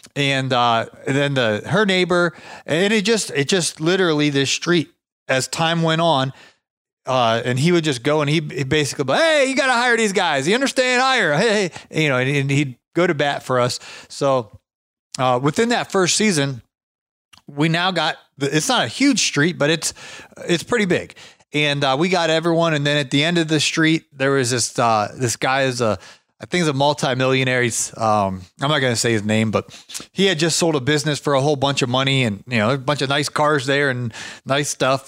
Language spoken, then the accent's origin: English; Ohio, United States; moved away; I was from Ohio